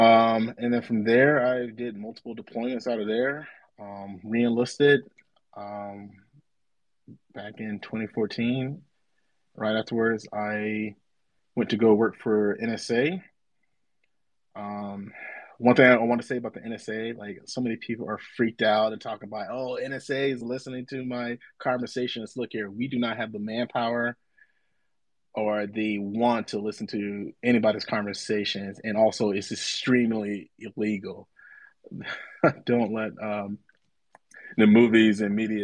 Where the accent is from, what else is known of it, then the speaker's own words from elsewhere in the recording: Tampa, Florida, United States; I'm originally from Tampa, Florida, born and raised